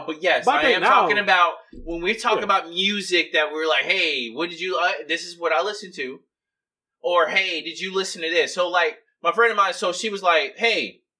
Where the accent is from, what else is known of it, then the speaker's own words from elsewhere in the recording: Homestead, Florida, United States; also born or lived in Jacksonville (Duval County), Florida; 305 is where I was born. Okay. Dade County, Homestead.